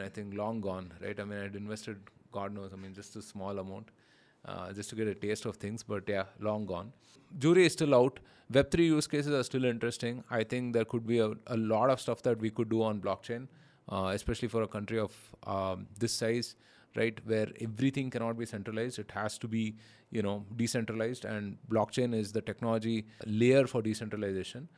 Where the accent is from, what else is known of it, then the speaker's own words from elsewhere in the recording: India; being an Indian